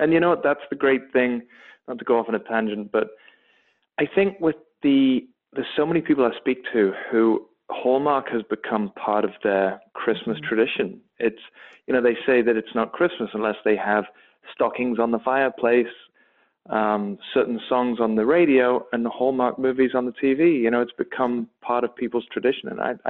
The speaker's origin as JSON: {"language": "English", "region": "England", "country": "United Kingdom", "said": "The accent from my hometown is actually very close to a Scottish accent."}